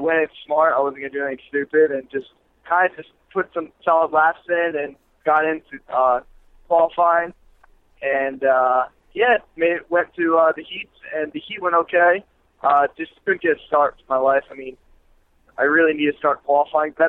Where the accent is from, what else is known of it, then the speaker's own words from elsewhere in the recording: New York, United States; I'm from New York